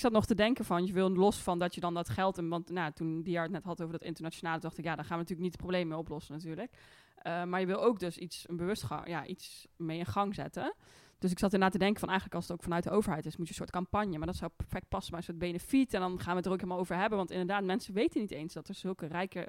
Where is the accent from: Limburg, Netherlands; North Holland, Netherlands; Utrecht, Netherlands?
North Holland, Netherlands; Amsterdam; ik eh, kom uit Amsterdam